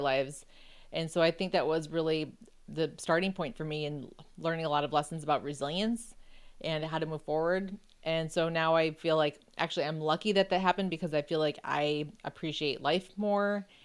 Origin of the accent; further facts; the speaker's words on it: Buffalo, New York, United States; I grew up in Buffalo, so I knew, you know, how to drive on ice and snow and everything